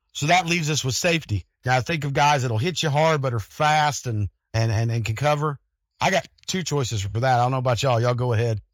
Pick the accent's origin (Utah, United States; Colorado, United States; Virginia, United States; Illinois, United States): Colorado, United States; Denver; born or raised there